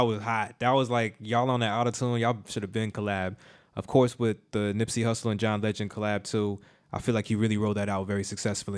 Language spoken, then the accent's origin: English; Davie, Florida, United States; I'm right from Davey, actually, Davey Plantation